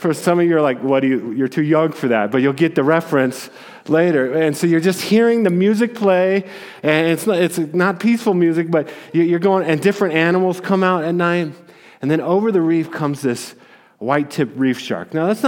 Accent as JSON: {"language": "English", "town": "Aurora", "region": "Colorado", "country": "United States", "tie": "born or raised there", "said": "I'm also a native. I was born in Aurora and grew up here."}